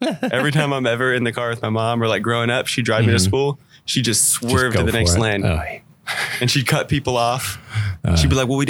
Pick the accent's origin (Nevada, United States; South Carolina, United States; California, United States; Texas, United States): Texas, United States; Dallas; also born or lived in Palm Beach, Florida / McKinney, Texas; So I grew up in Dallas, moved to McKinney, went to high school in McKinney.